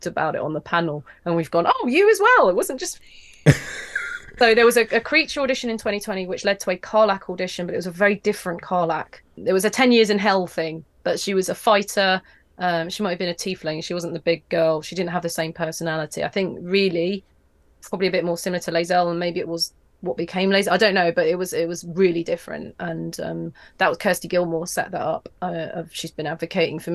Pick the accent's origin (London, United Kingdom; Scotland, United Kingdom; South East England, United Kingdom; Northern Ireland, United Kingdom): London, United Kingdom; I'm a Londoner